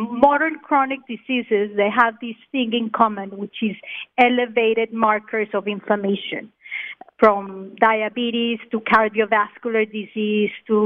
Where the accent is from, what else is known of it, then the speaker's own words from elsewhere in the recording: Colombia; also born or lived in Australia / Israel; now in Miami, United States; I'm from Colombia.